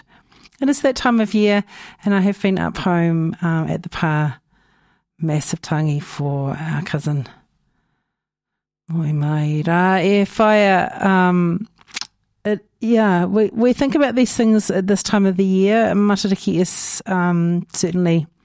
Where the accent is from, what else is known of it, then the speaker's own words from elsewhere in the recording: Napier, Hawke's Bay, New Zealand; now in Dunedin, New Zealand; My hometown of Ahuriri is flooded again